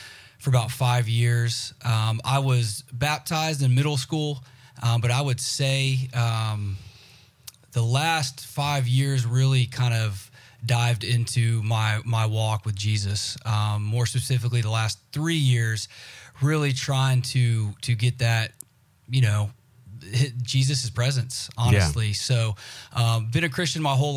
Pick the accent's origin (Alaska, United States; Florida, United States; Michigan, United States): Florida, United States; Jacksonville; moved away; I am from Jacksonville, Florida, originally